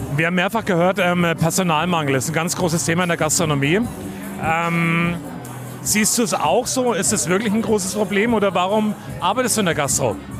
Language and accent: German; Coburg, Bavaria, Germany; ich bin ja aus Coburg und bin ja in Coburg auch relativ bekannt